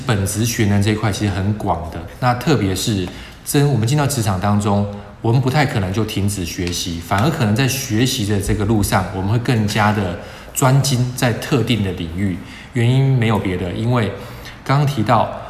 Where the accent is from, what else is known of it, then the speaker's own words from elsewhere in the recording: Taiwan; 我相信可能会是大部分台湾的学生的痛。我们从很小就开始学这件事情了